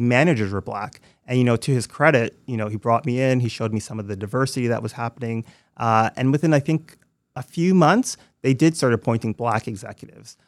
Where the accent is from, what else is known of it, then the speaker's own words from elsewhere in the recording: Toronto, Ontario, Canada; moved away as an adult; also born or lived in New York / London, England / Montreal; growing up in Scarborough